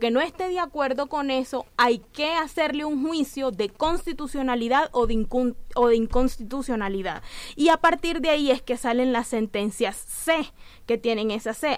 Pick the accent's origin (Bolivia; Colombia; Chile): Colombia; nosotros teníamos como mujeres colombianas